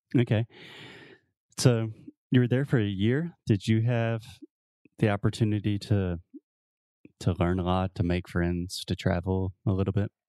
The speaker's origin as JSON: {"language": "English", "region": "the South", "country": "United States", "accent": "Southern", "said": "I'm from the South. I consider myself a Southerner"}